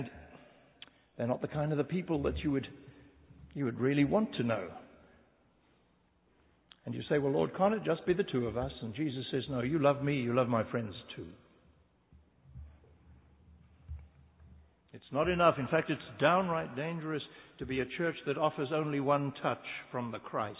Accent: South Africa; moved away; I come from a land, I'm a South African. I'm a white South African

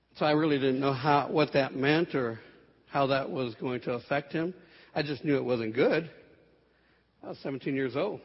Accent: San Antonio, Texas, United States; I grew up here in San Antonio

